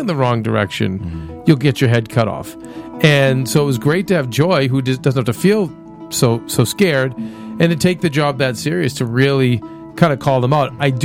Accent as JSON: {"language": "English", "town": "Boston", "region": "Massachusetts", "country": "United States", "tie": "born or raised there", "said": "growing up in Boston"}